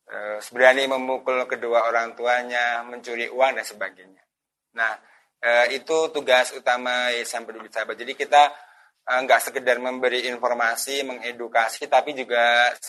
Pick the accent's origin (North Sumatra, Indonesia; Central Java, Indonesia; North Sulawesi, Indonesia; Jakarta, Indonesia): Central Java, Indonesia; Magelang; Eh, asal saya dari kota Magelang, Jawa Tengah. Jadi saya masih tinggal di kota Magelang, Jawa Tengah.